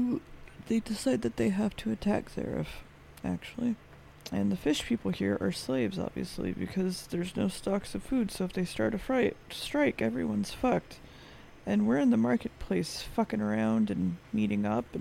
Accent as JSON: {"language": "English", "country": "United States", "said": "I'm American"}